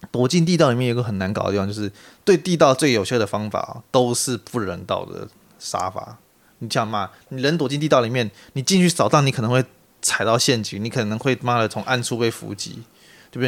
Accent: Taiwan; 我是台湾人

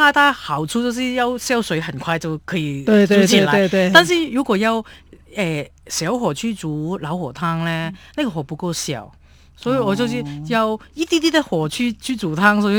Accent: Hong Kong; now in Taiwan; 所以我们香港人呢就喝汤就不吃料

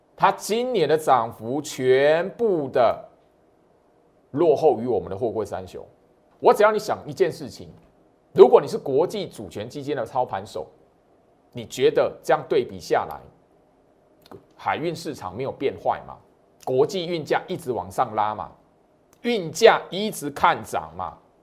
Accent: Taiwan; 虽然我是台湾人

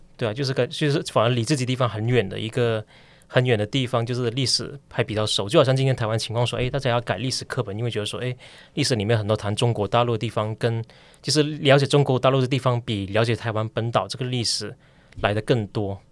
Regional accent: Ipoh, Perak, Malaysia; now in Taiwan; 我本身也是来自马来西亚，西马半岛一个叫以保地方

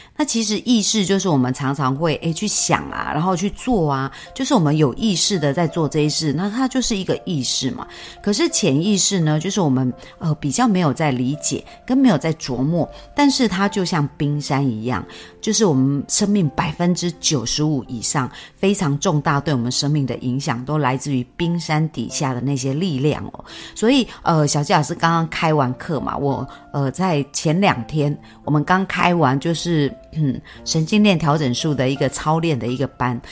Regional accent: Yunlin County, Taiwan; also born or lived in Chiayi / Taipei; 我们老家在云林

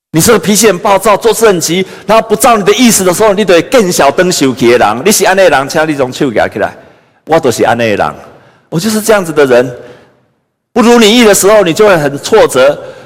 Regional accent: Taiwan; 我们也是台湾的子民

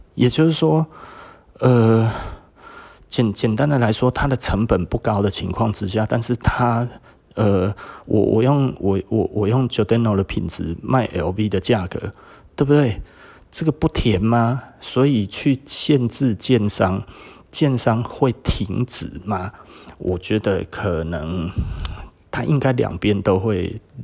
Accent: Taiwan; 我们台湾这边一直在讲说，是不是特别的热？

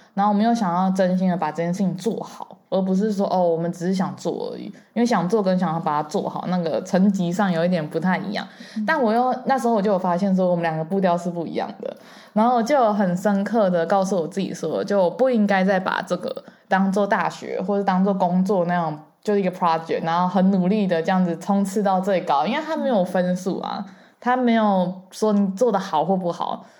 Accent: Taiwan; also born or lived in United Kingdom; 我回台湾之后

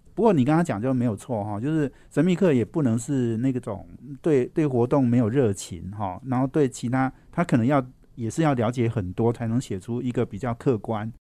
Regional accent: Taipei, Taiwan; 我们台北人压力一定很大啦

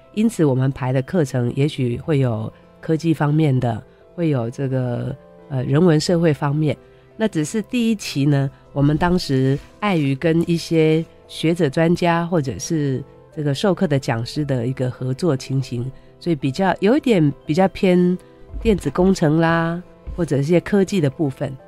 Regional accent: Taoyuan, Taiwan; 我是桃园人啊，然后也是桃园国中毕业的校友

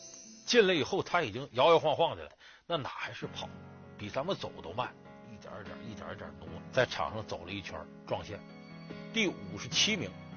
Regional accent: China; 其实这一点呢，对于我们中国人来讲，同样具有强烈的激励作用。

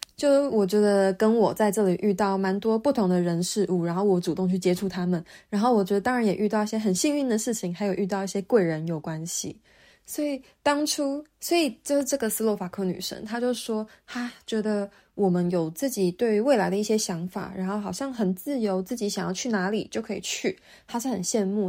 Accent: Taiwan; moved away as an adult; now in Auckland, New Zealand; 我是从台湾来的

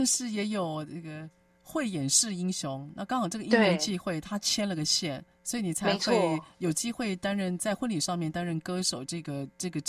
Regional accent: Taipei, Taiwan; 因为我们那时候小时候很穷嘛，我老家在万华。

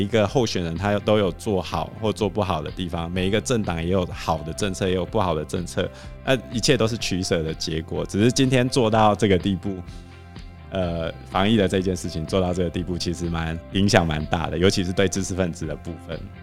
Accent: Taiwan; 我们台湾人

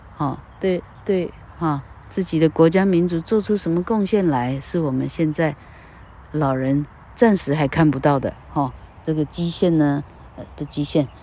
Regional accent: Taiwan; 我们是台湾人

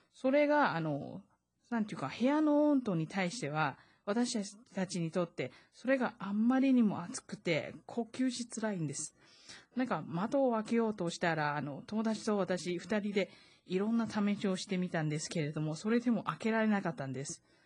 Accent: Taiwan; 台湾生まれ、台湾育ち

